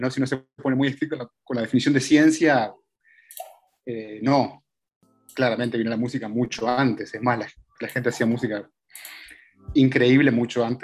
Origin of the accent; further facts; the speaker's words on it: Costa Rica; also born or lived in Scotland / Panama / Argentina / United States; es que en realidad nací ahí, pero después hice toda mi primaria, toda mi infancia en Costa Rica, una parte en Panamá, después volví a Argentina, donde hice la universidad, y ahí me fui de vuelta a Escocia